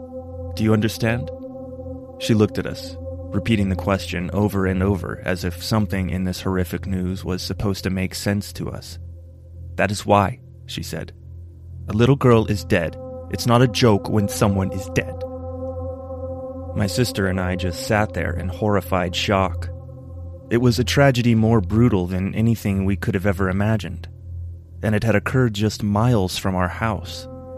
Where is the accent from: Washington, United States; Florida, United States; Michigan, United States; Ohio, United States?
Washington, United States; Spokane; Most of the people I grew up in Spokane with only talked about how badly they wanted to leave it.